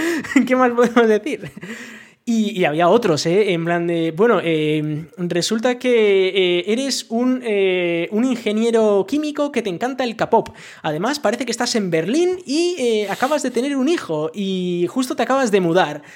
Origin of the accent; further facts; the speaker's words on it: Basque Country, Spain; now in France; yo siendo vasco